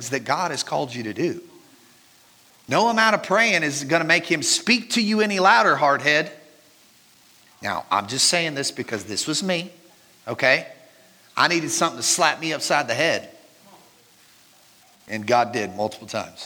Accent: Mineral Wells, Texas, United States; moved away; also born or lived in Marietta; I was born in Mineral Wells, Texas

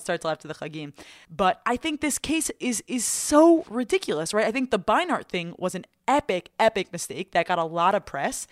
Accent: United States; I'm American

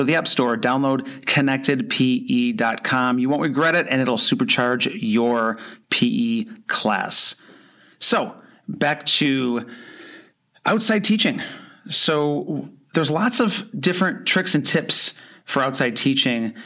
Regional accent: Buffalo, New York, United States; now in Florida, United States; I grew up near Buffalo, New York

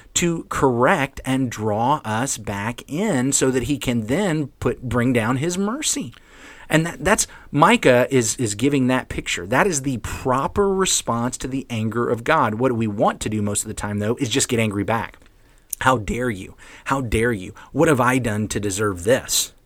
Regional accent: the South, United States; I'm from the South

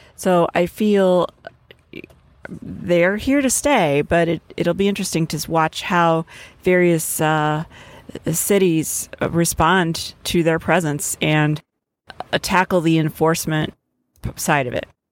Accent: Wisconsin, United States; my home state of Wisconsin

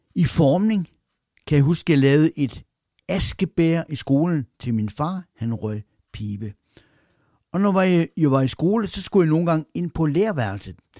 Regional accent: Randers, Central Denmark Region, Denmark; min barndom i det nordlige Randers

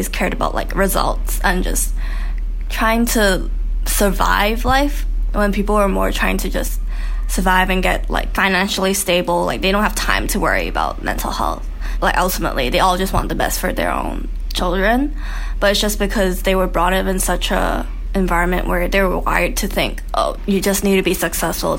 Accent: Hong Kong; I'm from Hong Kong, and I went to an international school

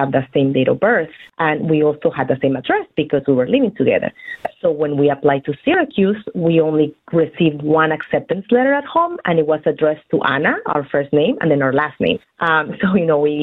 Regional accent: Guatemala; now in New York, United States; We were actually born and raised in Guatemala.

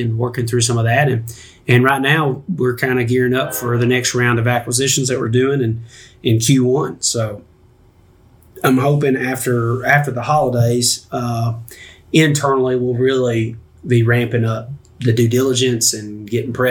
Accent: Smyrna, Tennessee, United States; also born or lived in Murfreesboro, Tennessee; I was born in Murfreesboro, and I grew up in Smyrna

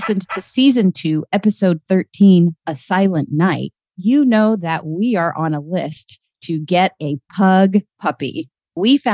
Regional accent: Fairbanks, Alaska, United States; moved away as an adult; Brian and I have known each other since we were kids growing up in Fairbanks, Alaska

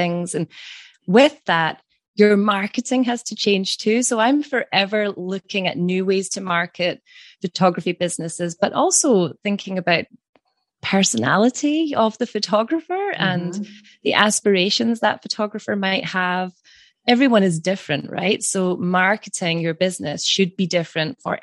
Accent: Scotland, United Kingdom; from Scotland

